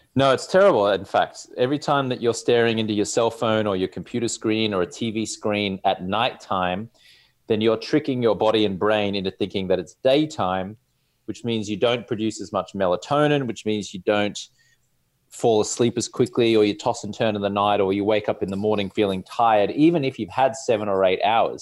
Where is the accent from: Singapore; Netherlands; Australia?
Australia; accent: Australian; also born or lived in Louisville, Kentucky; now in Los Angeles, United States; I'm here in Los Angeles, California, rocking the Australian accent